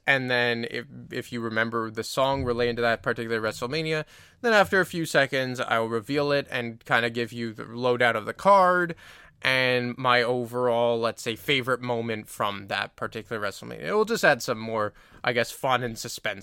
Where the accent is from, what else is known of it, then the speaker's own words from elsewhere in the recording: Canada; I'm a Canadian